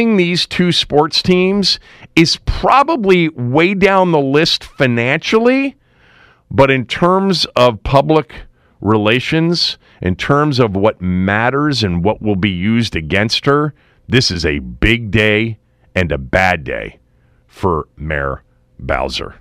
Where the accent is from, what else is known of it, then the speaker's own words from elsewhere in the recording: Washington, District of Columbia, United States; my hometown city